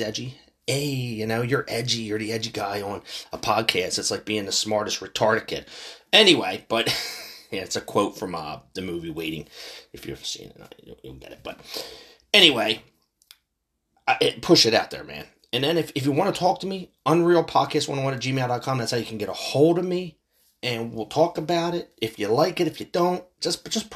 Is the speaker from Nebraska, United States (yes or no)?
no; Philadelphia, Pennsylvania, United States; I'm from Philly